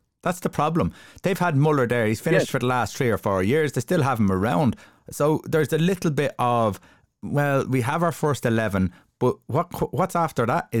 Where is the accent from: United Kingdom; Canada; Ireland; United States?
Ireland; we're Irish, we're used to it